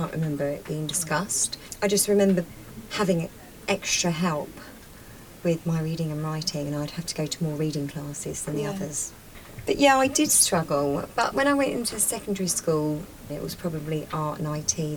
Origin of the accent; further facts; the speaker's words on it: London, United Kingdom; I grew up in West London.